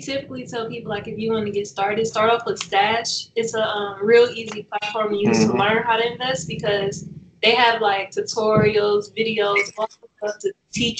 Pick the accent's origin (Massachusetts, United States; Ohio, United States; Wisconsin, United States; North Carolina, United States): Ohio, United States; Cleveland; moved away as an adult; now in California, United States; I'm from Cleveland, Ohio. Shout out to, the land. I moved to Cali about 5 years ago. I've been out here ever since after I joined the military.